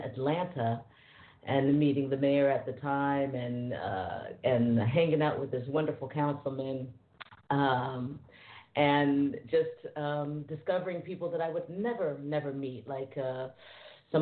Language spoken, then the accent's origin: English; Paris, Île-de-France, France; I grew up in France. I grew up in Paris, so it's normal. I'm fluent in French